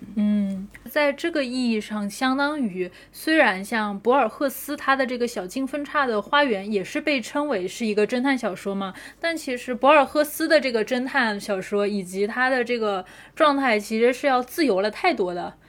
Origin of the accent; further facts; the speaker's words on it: China; 因为我们是中国人嘛